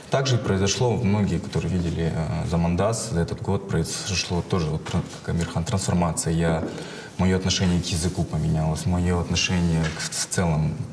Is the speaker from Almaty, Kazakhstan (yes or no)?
no; Karaganda, Karaganda Region, Kazakhstan; now in United States; я был русскоязычный, я вырос в Карагане, ну, я родился в Карагане. В целом у меня круг как бы русскоязычных казахов